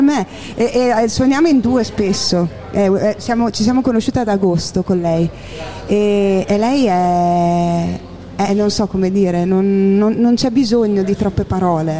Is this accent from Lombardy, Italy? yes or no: no; Porto Garibaldi, Emilia-Romagna, Italy; also born or lived in Scotland; sono di Porto Garibaldi, provincia di Ferrara